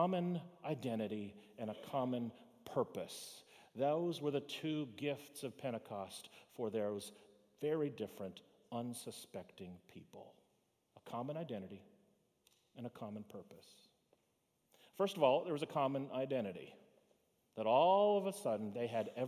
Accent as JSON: {"language": "English", "town": "Fort Lauderdale", "region": "Florida", "country": "United States", "tie": "born or raised there", "said": "Where were you born? To which I say, Fort Lauderdale"}